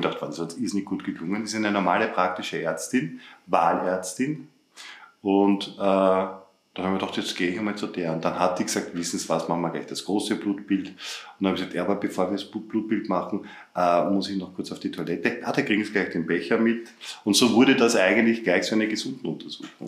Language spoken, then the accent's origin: German; Upper Austria, Austria; also born or lived in Vienna; ich in Oberösterreich aufgewachsen bin